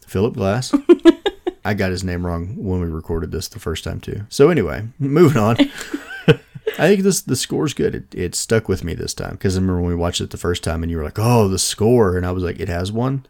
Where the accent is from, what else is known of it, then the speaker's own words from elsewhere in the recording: United States; as an American